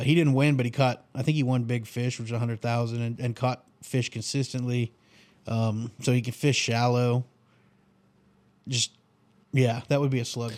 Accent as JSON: {"language": "English", "region": "the North", "country": "United States", "said": "I'm from the North."}